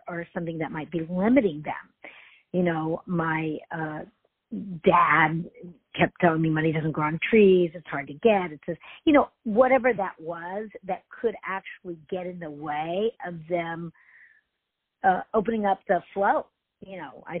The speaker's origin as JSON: {"language": "English", "town": "Houston", "region": "Texas", "country": "United States", "tie": "born or raised there", "said": "I grew up in Houston"}